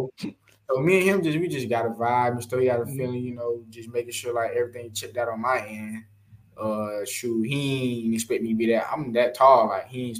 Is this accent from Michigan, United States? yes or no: no; Atlanta, Georgia, United States; I'm from Atlanta. I ain't really been outside of Atlanta all my life